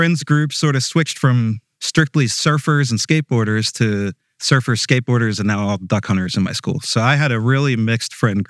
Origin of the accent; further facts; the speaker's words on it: Cape May, New Jersey, United States; moved away as an adult; now in St. Michaels, Maryland, United States; my wife and I moved here almost 3 years ago from Cape May, New Jersey.